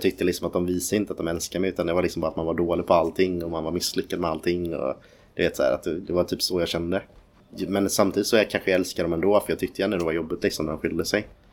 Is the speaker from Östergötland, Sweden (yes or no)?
no; Ljungskile, Västra Götaland, Sweden; also born or lived in Nybro, Småland; En bit utanför Uddevalla som heter ett litet ställe som heter Ljungskile. Mm. Eh, där växte jag upp.